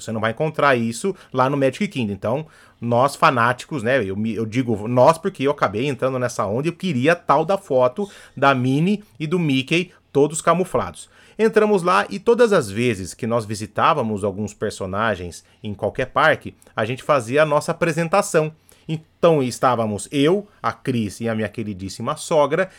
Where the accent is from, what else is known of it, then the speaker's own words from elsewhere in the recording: Brazil; Eu, como bom brasileiro